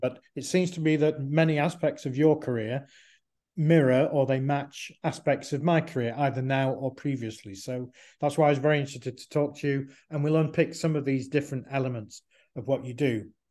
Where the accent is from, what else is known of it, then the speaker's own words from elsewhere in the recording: Manchester, North West England, United Kingdom; growing up in Manchester, in England